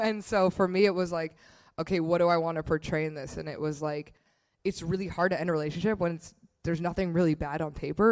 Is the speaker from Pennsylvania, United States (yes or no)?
no; Bay Area, California, United States; where Tanner and I grew up in the Bay Area